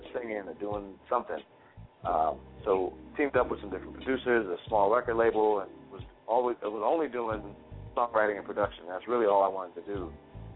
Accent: Hackensack, New Jersey, United States; right out of my hometown. And it's a good place, man. It's a good place to be and a lot of stuff happening in the area. So I'm proud

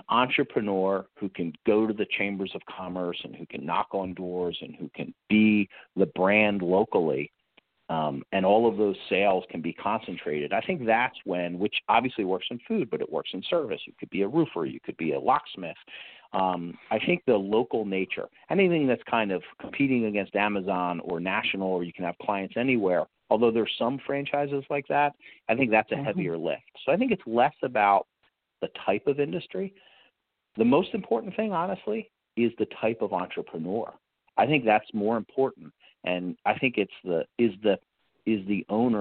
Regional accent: East Coast, United States; I grew up on the East Coast

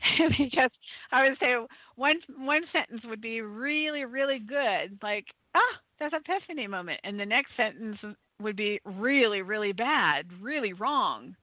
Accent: United States

